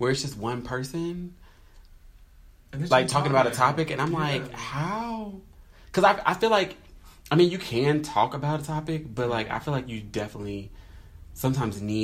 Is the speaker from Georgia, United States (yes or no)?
no; North Carolina, United States; moved away as an adult; now in Atlanta, United States; I grew up in North Carolina.